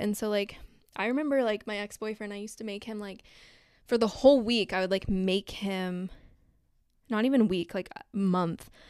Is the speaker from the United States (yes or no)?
yes; Southern California, United States; growing up in Southern California